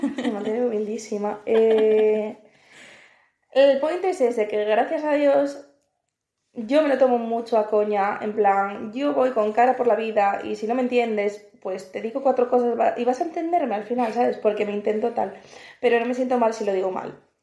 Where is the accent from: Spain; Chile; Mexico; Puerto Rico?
Spain; moved away as an adult; now in Malta